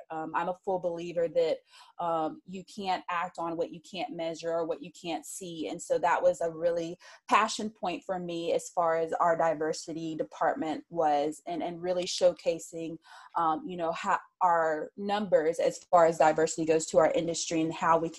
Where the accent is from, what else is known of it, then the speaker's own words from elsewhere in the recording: Birmingham, Alabama, United States; moved away; also born or lived in Tampa; growing up in Birmingham, I grew up in a minor league baseball market. I grew up where Michael Jordan played minor league baseball